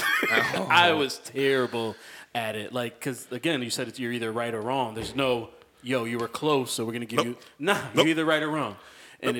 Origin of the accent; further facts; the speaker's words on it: Waterbury, Connecticut, United States; I grew up on Plaza Avenue, right off of Willow. I was two streets away from going to Wilby